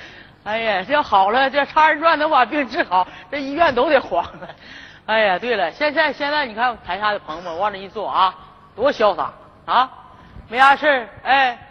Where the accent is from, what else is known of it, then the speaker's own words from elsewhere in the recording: Northeast China, China; 哎，而且我们东北人呢，哎，在这个这几个最近这个几个月哈，